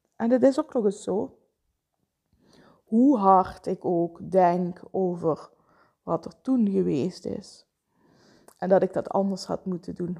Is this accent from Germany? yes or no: no; Vijlen, Limburg, Netherlands; zelf ben ik opgegroeid in Veilen.